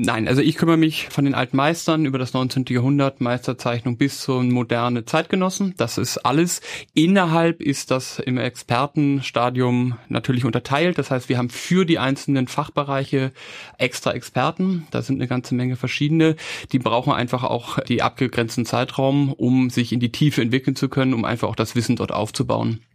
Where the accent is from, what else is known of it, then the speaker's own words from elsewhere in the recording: Hamburg, Germany; moved away as an adult; now in Vienna, Austria; ich bin Hamburger, ich bin nach Wien gekommen für BWL und Kunstgeschichte